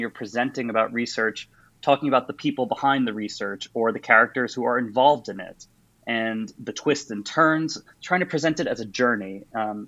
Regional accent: New York City, New York, United States; moved away as an adult; also born or lived in Washington, D.C.; now in Oxford, United Kingdom; I'm a New Yorker originally, studied there for my undergrad

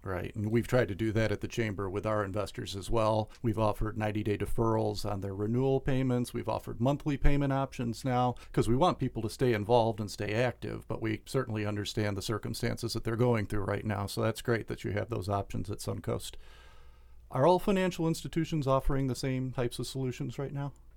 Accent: New York, United States; moved away; the bank actually I started with when I was, I think, 16 years old growing up in New York State

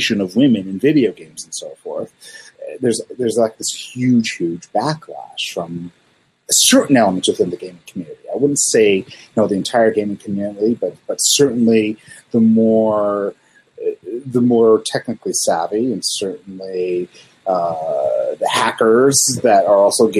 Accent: Salt Lake City, Utah, United States; growing up in Salt Lake City, everybody here is, well, used to be Mormon

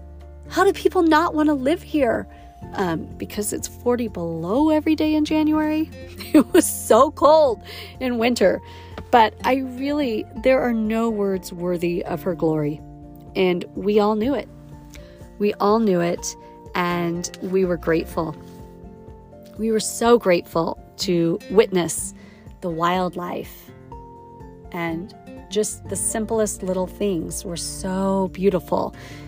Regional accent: Wyoming, United States; the essence of the textures and colors of my youth just from growing up in Yellowstone.

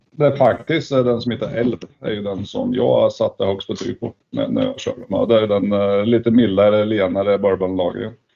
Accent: Sweden; vi svenskar

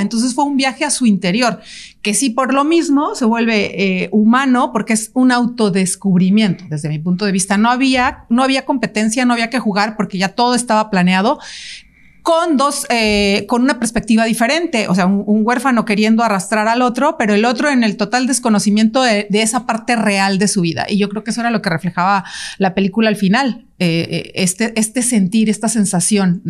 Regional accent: Veracruz, Mexico; Yo, yo vengo de Veracruz, del, o sea, de donde vienen árboles y un chorro de murciélagos

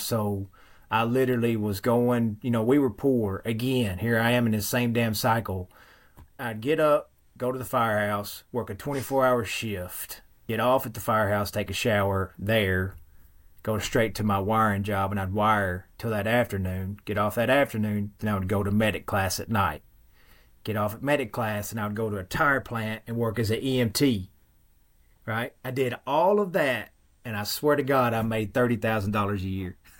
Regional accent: Western Kentucky, United States; accent: thick Western Kentucky dialect; Very thick accent. I have found that there is a particular dialect that only exists in a very small section of Western Kentucky where I live

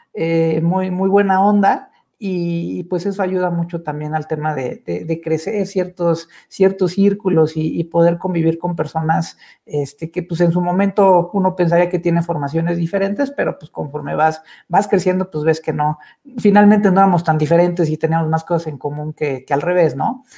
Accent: Mexico; como mexicanos y como sociedad

